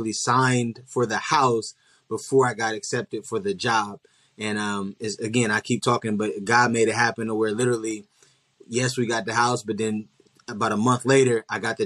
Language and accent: English; Columbus, Ohio, United States; moved away as an adult; now in Dallas, United States; I'm originally from Columbus, Ohio. And I recently just transitioned my family to Dallas, Texas